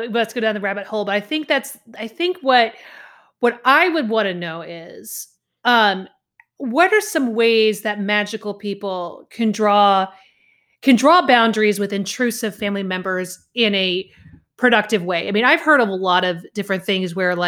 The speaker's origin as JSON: {"language": "English", "region": "Southern US", "country": "United States", "accent": "Southern", "said": "I cannot say Wales without my deep Southern accent coming out. Like, I don't have much of it anymore"}